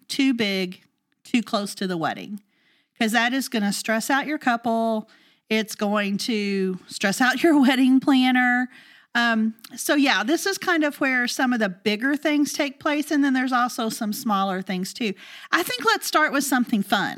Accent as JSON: {"language": "English", "region": "the South", "country": "United States", "said": "We're from the South"}